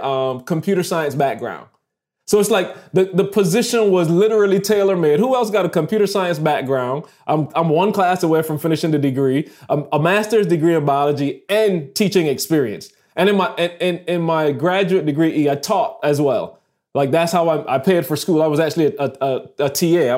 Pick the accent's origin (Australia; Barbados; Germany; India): Barbados; moved away as an adult; also born or lived in Michigan; I'm a student from Barbados